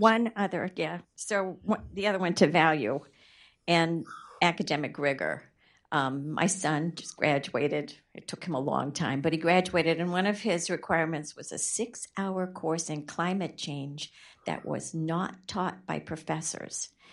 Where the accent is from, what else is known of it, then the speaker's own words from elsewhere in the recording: Rhode Island, United States; I'm from Rhode Island